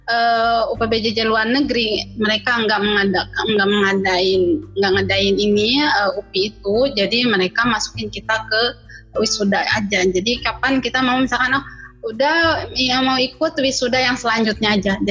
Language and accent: Indonesian; Cianjur, West Java, Indonesia; Cianjur kota.